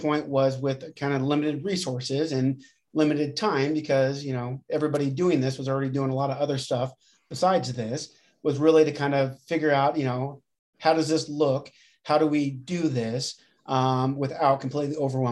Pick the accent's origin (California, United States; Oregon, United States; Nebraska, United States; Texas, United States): Nebraska, United States; Grand Island; moved away as an adult; also born or lived in Lincoln, Nebraska; now in Omaha, United States; I'm from Grand Island initially. So I grew up in Grand Island and then undergrad at Nebraska Wesleyan and then up to Omaha